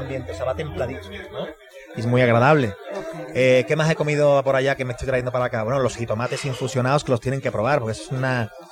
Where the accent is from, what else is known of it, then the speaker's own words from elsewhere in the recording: Andalusia, Spain; moved away as an adult; now in Querétaro, Mexico; Andalucía, en mi tierra